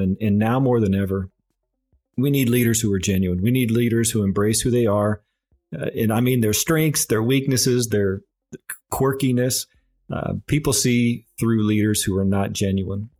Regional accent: Overton, Nebraska, United States; moved away as an adult; I grew up in a small farming and ranching community in south central Nebraska, and I believe The population of my hometown of Overton is sitting around four hundred and fifty people.

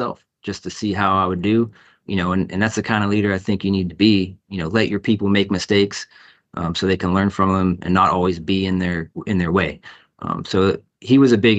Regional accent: Pittsburgh, Pennsylvania, United States; moved away as an adult; now in Minneapolis, United States; I am from Pittsburgh, Pennsylvania, where I joined the Army in October of 2001

